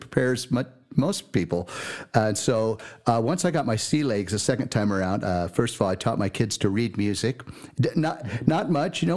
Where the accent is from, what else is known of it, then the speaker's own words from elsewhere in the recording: California, United States; also born or lived in Milwaukee / Mount Shasta; born and raised in California